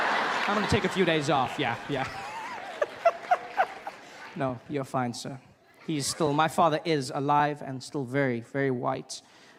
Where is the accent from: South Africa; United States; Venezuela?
South Africa; I grew up in South Africa during a time known as apartheid.